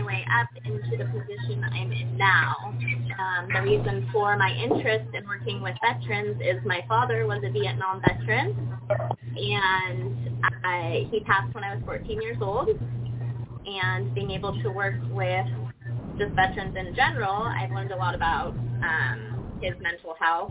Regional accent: Carmel, California, United States; I was born and raised in Carmel, California

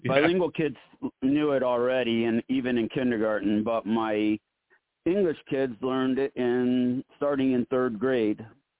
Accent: Illinois, United States; and they think I sound Southern, and I'm from Central Illinois.

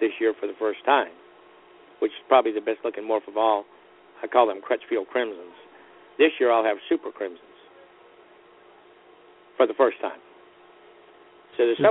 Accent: Florida, United States; I was born in Florida

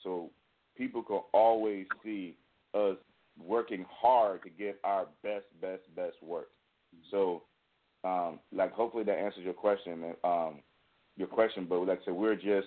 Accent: Richmond, Virginia, United States; moved away as an adult; now in California, United States; we're from Richmond, Virginia, and we started writing in Richmond

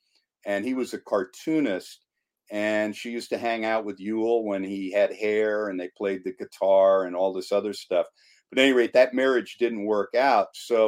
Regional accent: about 20 miles out of New York City, northern New Jersey, United States; So I was raised right around New York City, about 20 miles out of New York City in northern New Jersey.

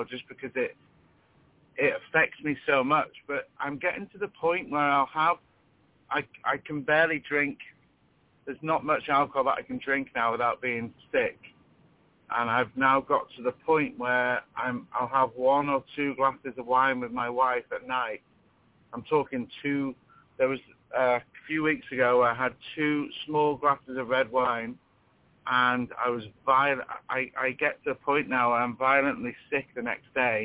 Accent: United Kingdom; I'm from the UK, if you gather with my accent

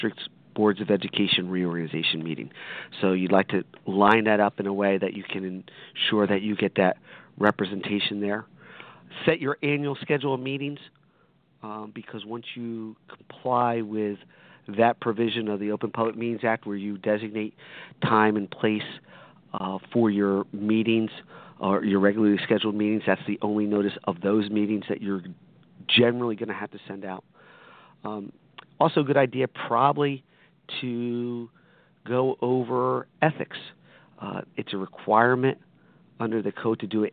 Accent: Hamilton, New Jersey, United States; I am from Hamilton, blueberry capital of the world

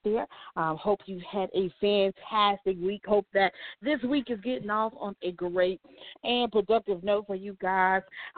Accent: North Carolina, United States; I'm a North Carolinian

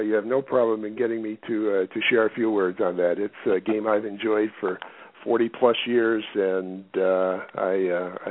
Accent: Michigan, United States; moved away; I grew up in Michigan.

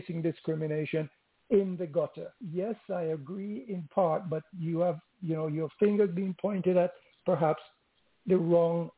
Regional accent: London, United Kingdom; I grew up in London, and I experienced the racism.

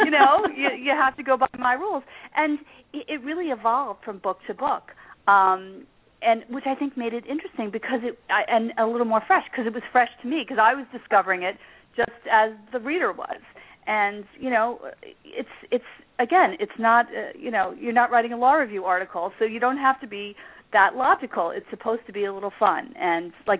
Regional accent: Long Island, New York, United States; also born or lived in Ireland; I'm from Long Island. I live here now.

